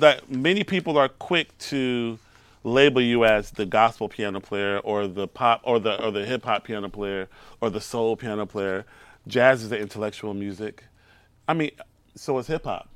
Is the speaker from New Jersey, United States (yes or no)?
no; Houston, Texas, United States; moved away as an adult; also born or lived in Brooklyn; I'm from Houston, Texas